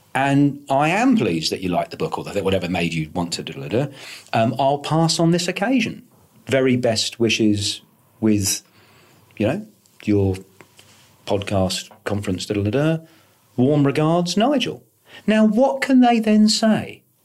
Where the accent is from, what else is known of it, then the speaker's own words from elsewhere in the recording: United Kingdom; I'm British.